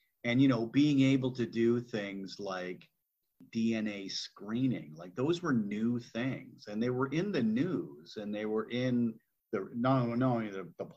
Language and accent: English; Burlington, Ontario, Canada; I grew up in Burlington, Ontario, not that far from Toronto